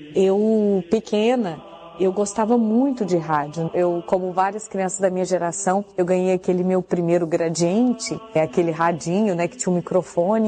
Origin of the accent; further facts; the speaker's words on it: Patos de Minas, Minas Gerais, Brazil; moved away; na minha cidade natal, que é Patos de Minas